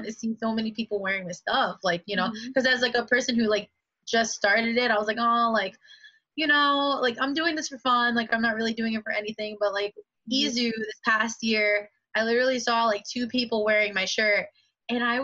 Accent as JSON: {"language": "English", "town": "New York City", "region": "New York", "country": "United States", "also_born_or_lived": "Westchester County, New York", "said": "I'm from the Bronx originally"}